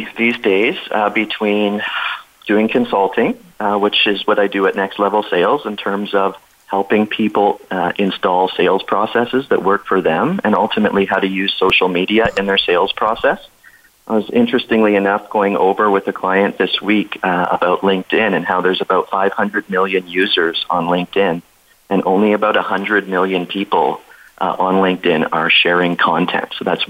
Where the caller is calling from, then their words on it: Kamloops, British Columbia, Canada; Yeah, so I am calling from Kamloops, British Columbia in Canada. So for those of you who may not have heard of it, it's just about a couple hours away from Vancouver. So beautiful little town nestled in the mountains